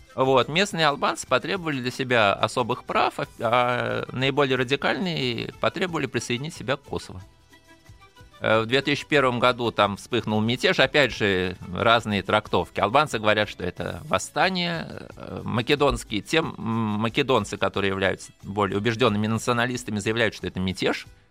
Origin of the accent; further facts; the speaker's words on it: Russia; я из России